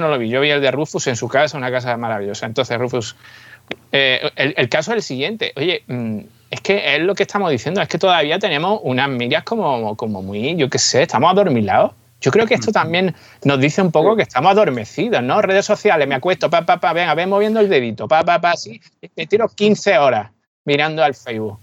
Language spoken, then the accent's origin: Spanish; Málaga area, Andalusia, Spain; mi tierra, de, la zona de Málaga, por aquí